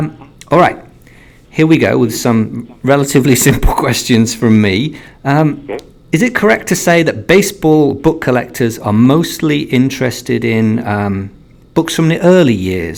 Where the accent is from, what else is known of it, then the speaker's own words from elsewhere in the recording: England, United Kingdom; Being English